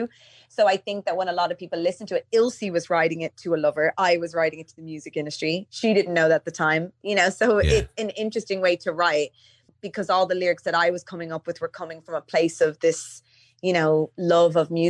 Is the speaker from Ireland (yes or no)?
yes; Dublin, Leinster, Ireland; I'm from Donamead